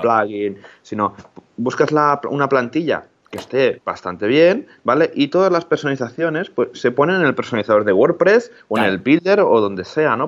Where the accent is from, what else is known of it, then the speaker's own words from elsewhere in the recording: Molins de Rei, Catalonia, Spain; yo soy de Molins de Rey, que es un pueblo que está muy cerquita de Barcelona